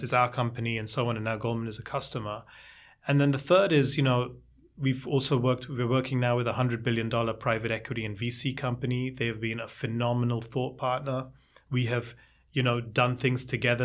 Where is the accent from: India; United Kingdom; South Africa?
India; now in New York, United States; I'm originally from India